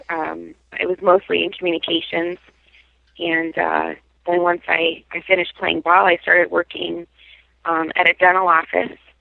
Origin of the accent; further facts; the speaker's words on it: Salt Lake City, Utah, United States; moved away as an adult; also born or lived in New York; now in Buffalo, United States; I grew up in Salt Lake